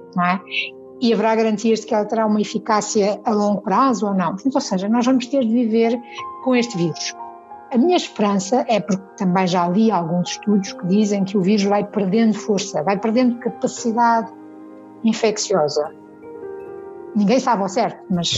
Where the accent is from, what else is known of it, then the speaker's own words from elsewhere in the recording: Azores, Portugal; now in Lisbon, Portugal; eu sou dos Açores, eu venho de uma ilha no meio do mar